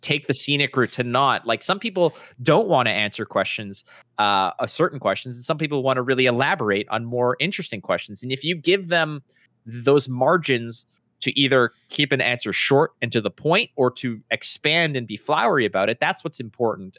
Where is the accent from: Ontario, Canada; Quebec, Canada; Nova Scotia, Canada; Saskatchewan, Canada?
Quebec, Canada; Montreal; where I grew up in Montreal